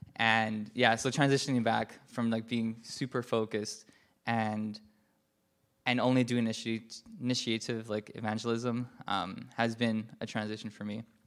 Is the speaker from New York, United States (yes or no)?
yes; New York City, New York, United States; I was just walking around New York City, where I'm from